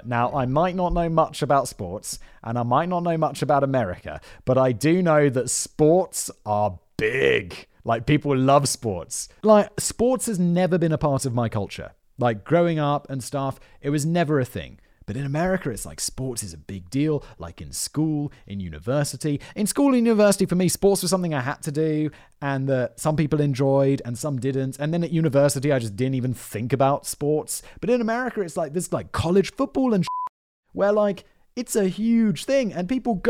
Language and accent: English; United Kingdom; As a Brit